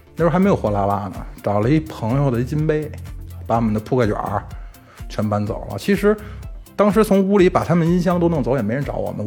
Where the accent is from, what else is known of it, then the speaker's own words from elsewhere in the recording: Beijing, China; 咱们北京话